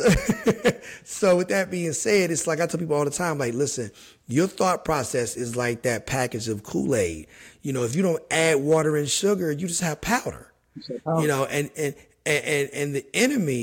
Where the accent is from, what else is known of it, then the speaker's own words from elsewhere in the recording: West Virginia, United States; moved away as an adult; also born or lived in New Jersey / New York; now in New Jersey/New York area, United States; I'm born and raised in West Virginia. I've been in the, you know, the New Jersey, New York area since college graduation